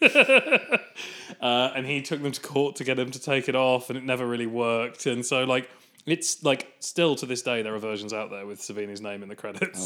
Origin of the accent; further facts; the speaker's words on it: England, United Kingdom; as an English person